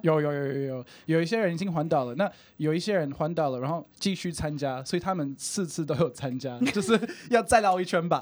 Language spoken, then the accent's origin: Chinese; Brisbane, Queensland, Australia; Chinese is a second language; moved away as an adult; now in Taiwan; 那我就是来自于澳洲的Brisbane，我已经在台湾七八年了